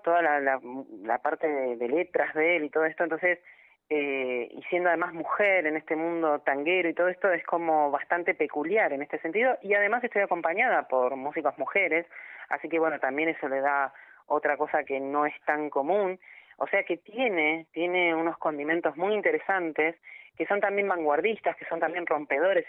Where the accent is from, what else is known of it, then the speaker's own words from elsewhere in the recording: Argentina; Yo nací allí, en Argentina